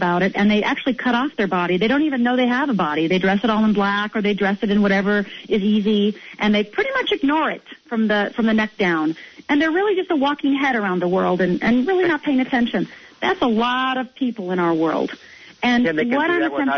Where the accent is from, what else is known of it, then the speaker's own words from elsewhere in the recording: Midwest, United States; also born or lived in Minnesota / Michigan; I'm from the Midwest. You know, the Midwest, you know, I'm from Minnesota and Michigan